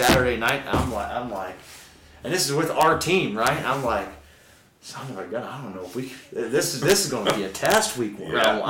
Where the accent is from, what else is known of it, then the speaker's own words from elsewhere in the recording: Midwest, United States; as a Midwesterner.